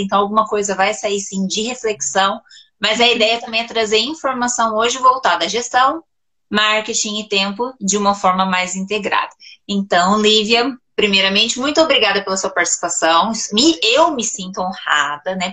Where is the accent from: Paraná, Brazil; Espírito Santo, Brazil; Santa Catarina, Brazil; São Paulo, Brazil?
Paraná, Brazil; Cambé; eu sou de Cambé, Paraná